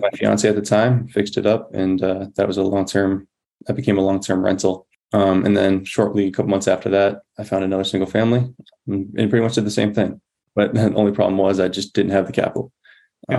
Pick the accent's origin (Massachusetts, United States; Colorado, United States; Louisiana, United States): Massachusetts, United States; moved away as an adult; my home state, Massachusetts